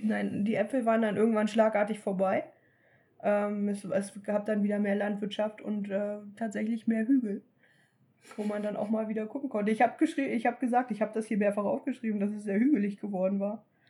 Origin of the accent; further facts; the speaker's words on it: Germany; als Deutsche